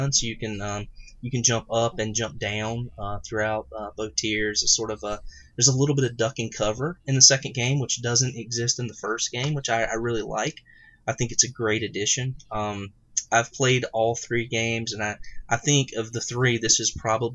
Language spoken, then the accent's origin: English; the South, United States; growing up in the South and in a small town